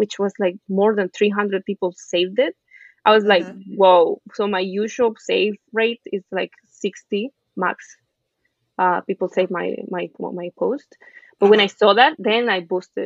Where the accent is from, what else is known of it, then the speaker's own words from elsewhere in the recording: Venezuela; now in New York City, United States; I grew up in Venezuela.